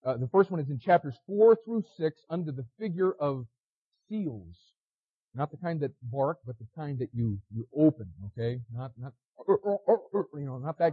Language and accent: English; United States; As an American